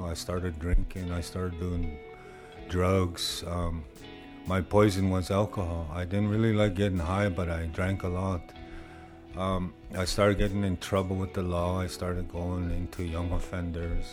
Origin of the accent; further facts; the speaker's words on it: Maskwacis, Alberta, Canada; I'm originally from Muscatese, but I known it as Hopima, Alberta.